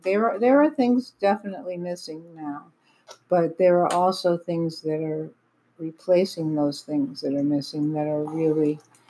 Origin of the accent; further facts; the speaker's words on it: Webster, Massachusetts, United States; Like I grew up on Lake Chugagagog, Manchagagog, Chubunagungamog.